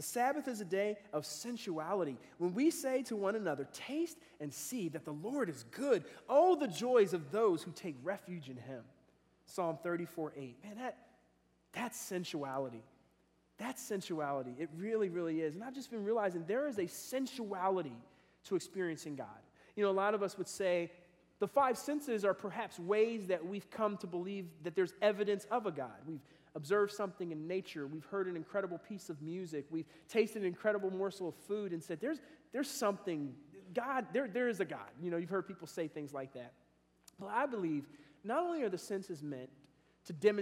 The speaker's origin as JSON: {"language": "English", "town": "Philadelphia", "region": "Pennsylvania", "country": "United States", "tie": "born or raised there", "also_born_or_lived": "Cincinnati area (Gulf Manor)", "moved": "yes", "lives_now": "Cincinnati, United States", "said": "growing up in Philadelphia"}